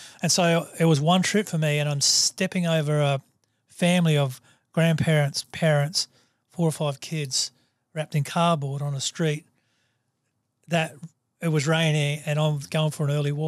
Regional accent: Australia; I live in the top 5% of wealth in the world because I'm an Australian.

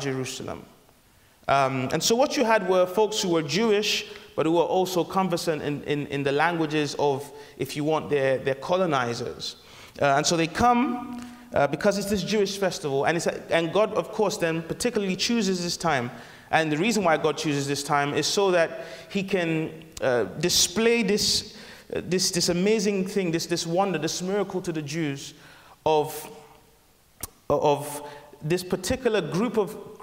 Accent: Nigeria; I'm Nigerian

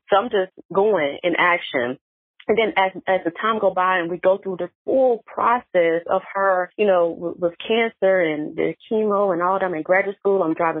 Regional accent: North Carolina, United States; now in Atlanta, United States; before I moved to Atlanta, so I'm from North Carolina.

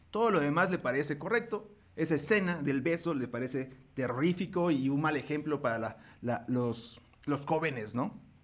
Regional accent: Mexico; este orgullo que tenemos nosotros como mexicanos, yo soy mexicano

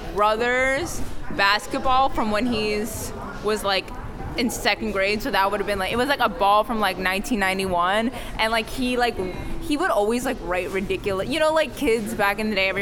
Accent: New York City, New York, United States; I'm from Kips Bay. I'm from Midtown

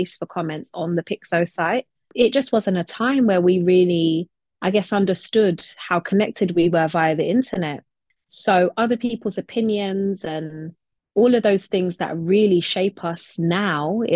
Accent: London, United Kingdom; I'm in London, where I was born and raised and where I continue to live and work

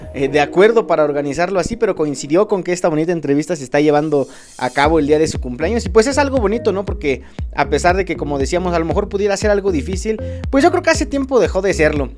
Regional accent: Acambay, State of Mexico, Mexico; Yo soy de Acambay

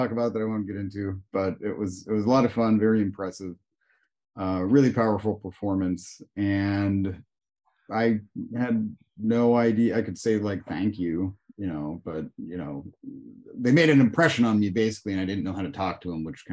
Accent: Pittsburgh, Pennsylvania, United States; moved away as an adult; also born or lived in Miyako, Iwate, Japan; now in Tokyo, Japan; I grew up in Pittsburgh, Pennsylvania, in the U.S.

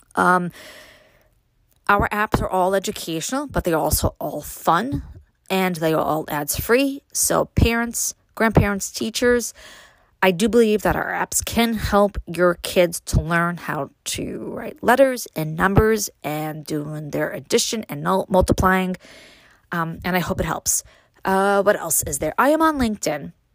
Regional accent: New York City, New York, United States; now in Upstate New York, United States; growing up in Brooklyn, moving to upstate

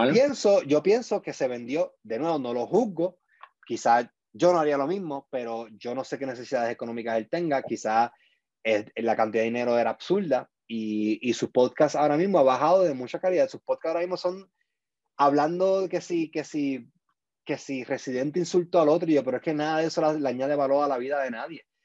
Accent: Puerto Rico; moved away as an adult; now in United States; yo me fui de Puerto Rico el 2014

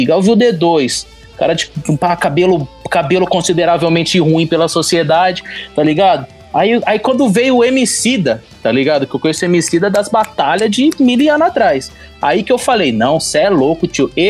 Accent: São Vicente, São Paulo, Brazil; born there; now in São João da Boa Vista, Brazil; Eu moro em São João da Boa Vista, nasci na Baixada Santista em São Vicente, tá ligado? Morei em São Paulo, na cidade de Tiradentes

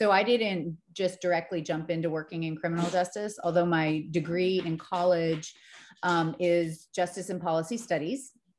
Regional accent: Connecticut, United States; born there; I was born in Connecticut. But I grew up all over the country. We just moved a lot when I was a kid.

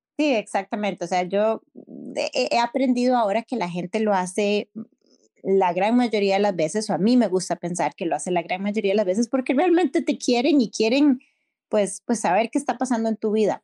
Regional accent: Costa Rica; yo soy de Costa Rica

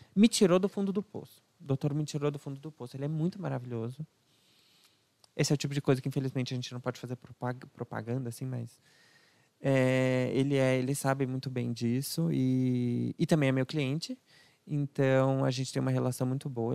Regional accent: São Paulo, Brazil; also born or lived in Alphaville; Eu fui nascido, criado, crescido aqui em São Paulo, até o meio da minha adolescência, mais ou menos.

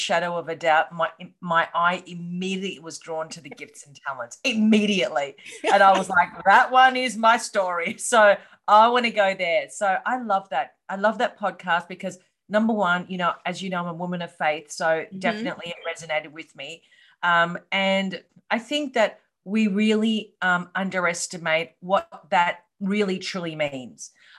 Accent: Australia; accent: Australian; Well, as you said, I'm from Australia, hence the accent. I live in Melbourne.

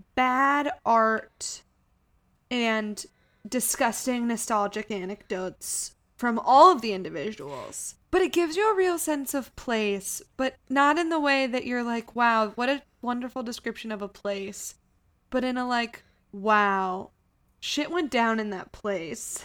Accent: Missouri, United States; my identity as a person being from Missouri instead of being from Kansas

